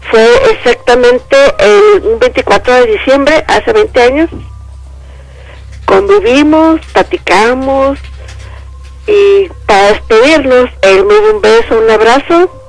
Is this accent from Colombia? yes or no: no; the North, northern Mexico, Mexico; yo soy norteña